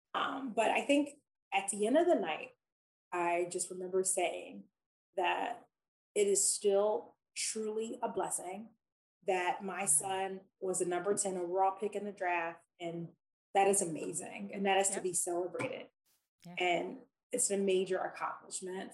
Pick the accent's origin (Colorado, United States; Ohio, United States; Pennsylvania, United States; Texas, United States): Pennsylvania, United States; Philadelphia; I grew up in Philadelphia.